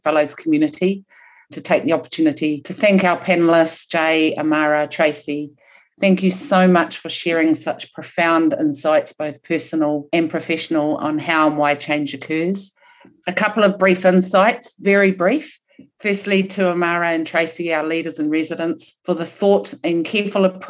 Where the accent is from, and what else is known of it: New Zealand; first language Maori; English is a second language